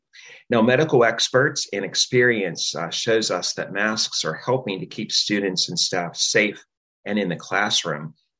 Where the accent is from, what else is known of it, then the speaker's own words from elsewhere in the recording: Pittsburgh, Pennsylvania, United States; growing up in Catholic school at the former St. Norbert School in Overbrook.